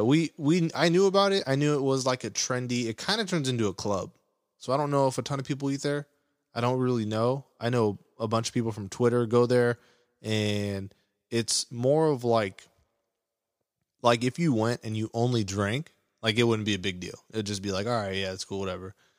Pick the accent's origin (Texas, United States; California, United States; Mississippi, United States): California, United States; Orange County; I'm from Orange County, Orange County area.